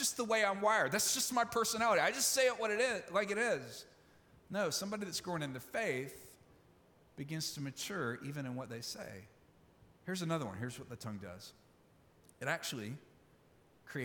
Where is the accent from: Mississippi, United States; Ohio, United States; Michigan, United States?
Mississippi, United States; Olive Branch; moved away; my hometown in Olive Branch, Mississippi